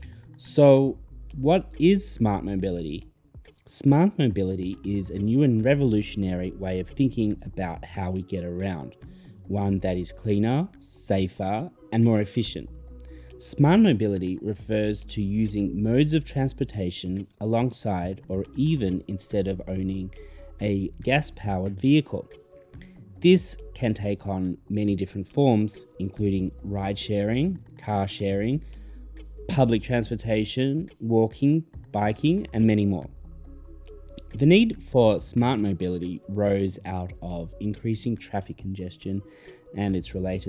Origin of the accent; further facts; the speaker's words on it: Wellington, New Zealand; also born or lived in Melbourne; Now, I was born in Melbourne, Australia, but my heart and home remain in New Zealand. Of course, my dog Frida is there as well, in Wellington.